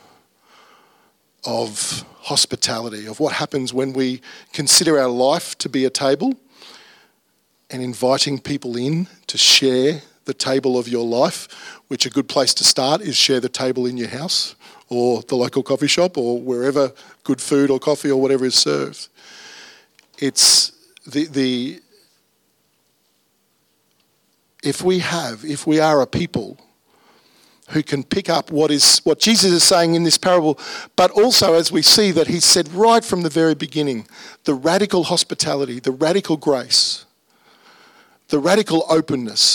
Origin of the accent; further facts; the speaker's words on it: Brisbane, Queensland, Australia; my childhood was in the northwest suburbs. I grew up in Fernie Hills